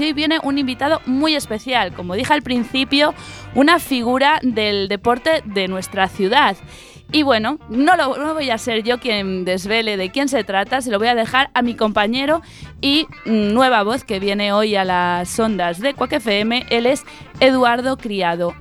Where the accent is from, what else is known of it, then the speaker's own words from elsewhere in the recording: Vigo, Galicia, Spain; a mi tierra